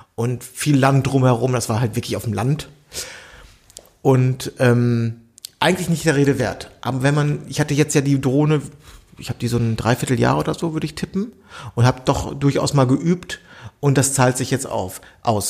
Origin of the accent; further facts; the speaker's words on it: Bielefeld, North Rhine-Westphalia, Germany; moved away; das gehört zu Bielefeld, das ist ja meine alte Heimat